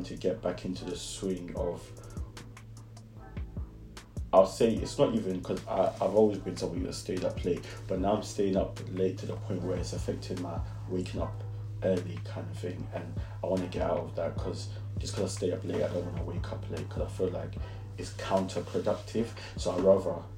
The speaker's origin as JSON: {"language": "English", "region": "London", "country": "United Kingdom", "tie": "born or raised there", "accent": "Brixton", "said": "sometimes when I speak, I'm just like, it's the Brixton in me."}